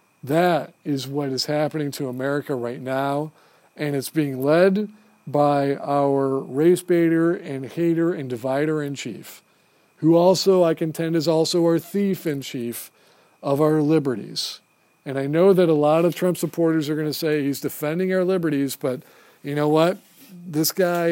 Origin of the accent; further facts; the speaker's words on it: United States; As an American Marine, as an officer in the Marine Corps